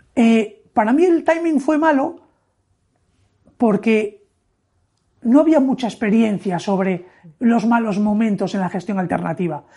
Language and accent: Spanish; Oviedo, Asturias, Spain; moved away as an adult; also born or lived in Madrid; Y yo, siendo asturiano de Oviedo, estaba trabajando en Madrid.